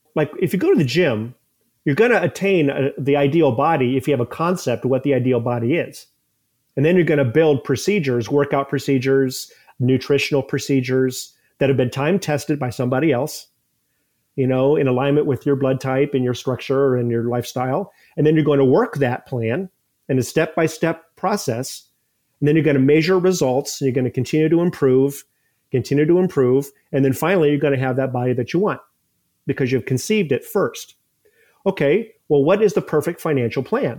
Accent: Ohio, United States; moved away as an adult; also born or lived in Columbus, Ohio; now in St. Petersburg, United States; I moved to Saint Pete about twenty years ago, but I grew up in Ohio

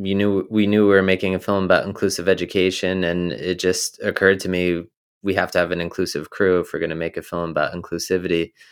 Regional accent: New Jersey, United States; So I grew up in New Jersey, you know, more the countryside of New Jersey.

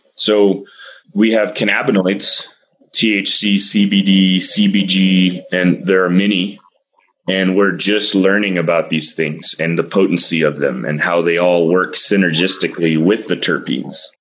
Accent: Austin, Texas, United States; I'm from Texas and I, don't get me wrong, I'm from the most liberal part of Texas, Austin

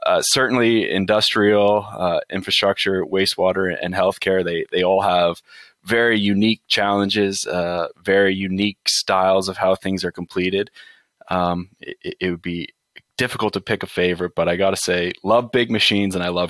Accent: just outside of London, Ontario, Canada; also born or lived in Windsor, Ontario; I was born and raised just outside of London

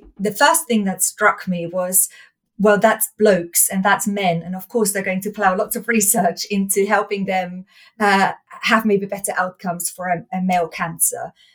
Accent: Austria; So I was born in Austria, I was raised in Austria

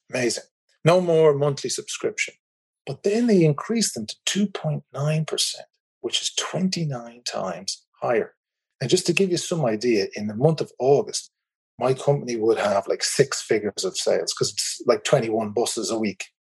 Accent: Ireland; accent: Irish; As you can probably tell from my accent, I'm in the Republic of Ireland.

